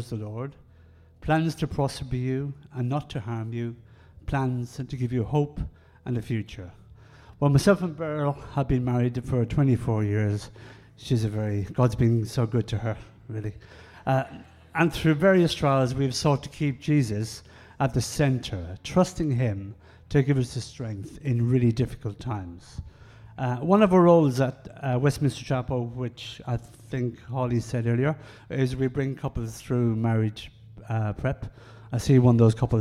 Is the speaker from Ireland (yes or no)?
yes; Ireland; I'm Irish and we speak very quickly.